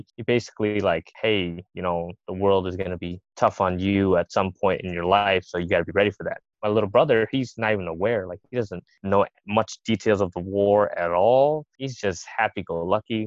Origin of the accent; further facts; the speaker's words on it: Lowell, Massachusetts, United States; I grew up in Lowell